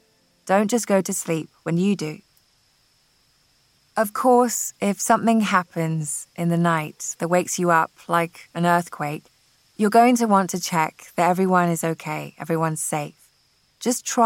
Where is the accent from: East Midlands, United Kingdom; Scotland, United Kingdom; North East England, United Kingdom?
Scotland, United Kingdom; born or raised there; now in California, United States